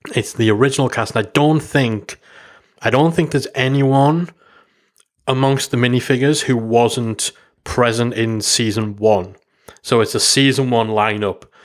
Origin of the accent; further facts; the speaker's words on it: England, United Kingdom; I'm from England